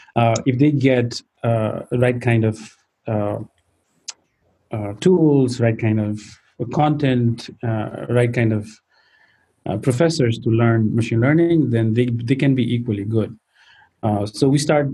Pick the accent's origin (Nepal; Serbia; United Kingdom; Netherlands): Nepal; so I grew up in Nepal